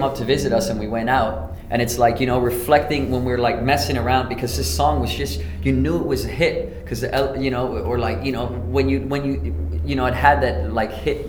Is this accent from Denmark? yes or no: yes; Denmark; moved away; we're from Denmark